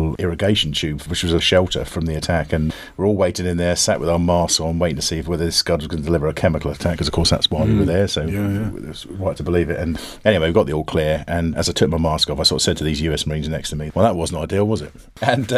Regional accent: Bedfordshire, East of England, United Kingdom; moved away; I was brought up in Bedfordshire

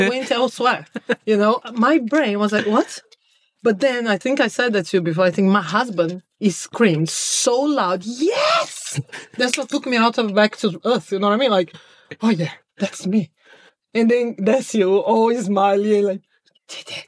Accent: Brazil; English is a second language; moved away as an adult; now in Devon, United Kingdom; I'm Brazilian

